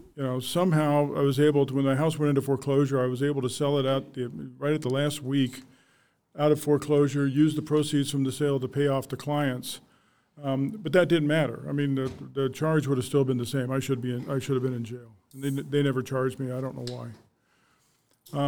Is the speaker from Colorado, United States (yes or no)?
yes; Arvada, Colorado, United States; I was born and raised in Arvada, Colorado. Lived there my whole life